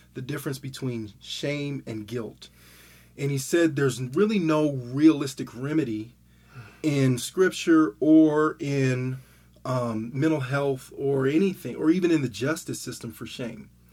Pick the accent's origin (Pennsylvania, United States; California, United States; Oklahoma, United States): California, United States; Southern; also born or lived in Denver, Colorado; I'm from Denver, but I live in Southern California. When I went to high school in Southern California